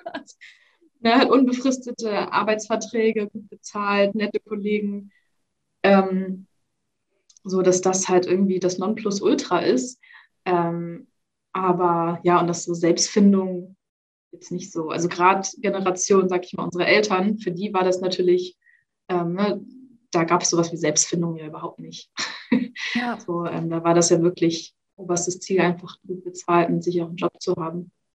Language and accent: German; Hamburg, Germany; lebe in Hamburg, bin auch ursprünglich Hamburgerin